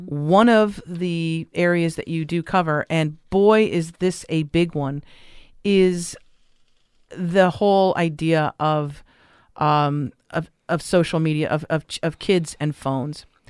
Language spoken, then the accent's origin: English; Los Angeles, California, United States; I grew up in Los Angeles